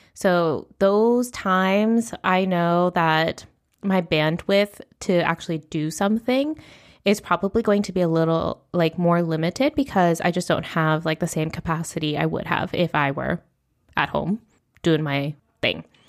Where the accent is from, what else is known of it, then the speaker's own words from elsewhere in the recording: United States; first language English; moved away as an adult; now in Spain; I do come from a background of being middle class, raised in the United States.